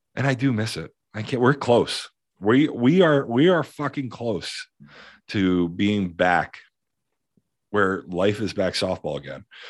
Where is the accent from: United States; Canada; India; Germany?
United States; Simsbury, Connecticut; I grew up. I was in Simsbury